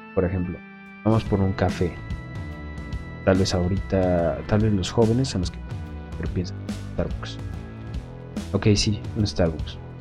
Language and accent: Spanish; Mexico; Aquí en México